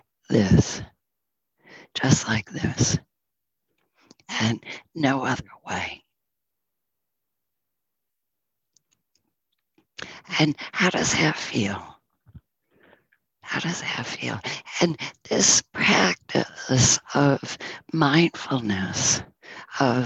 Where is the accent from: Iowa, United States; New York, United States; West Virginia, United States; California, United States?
New York, United States; Northern; moved away as an adult; I'm from Northern New York